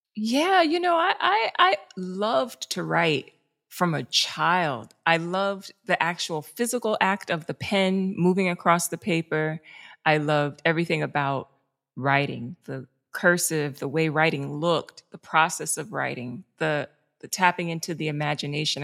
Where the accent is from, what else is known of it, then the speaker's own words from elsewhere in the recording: New York City, New York, United States; I grew up in the South Bronx